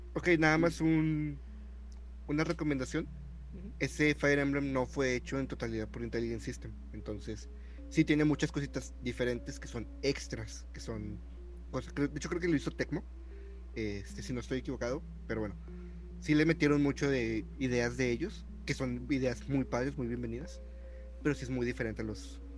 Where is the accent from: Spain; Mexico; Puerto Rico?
Mexico; somos mexicanos